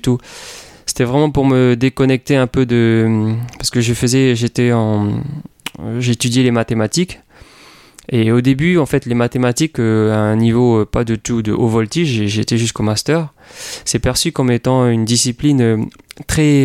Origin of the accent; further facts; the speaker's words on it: Papeete, French Polynesia; moved away as an adult; also born or lived in United States; j'ai grandi à Tahiti euh, toute ma vie jusqu'à l'âge de 19 18